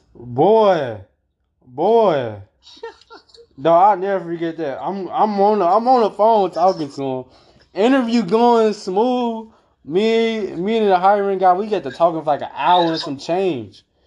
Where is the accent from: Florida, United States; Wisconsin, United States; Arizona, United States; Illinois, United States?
Illinois, United States; Calumet City; I claim Calumet City. That's where I grew up and I was raised there